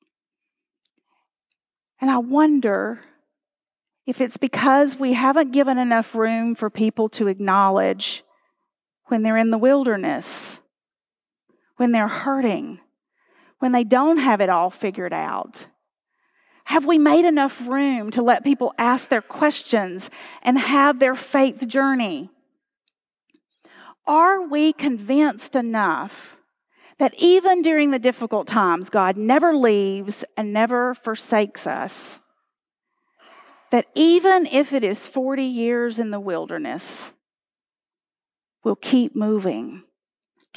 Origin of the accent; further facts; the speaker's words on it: United States; We, as American people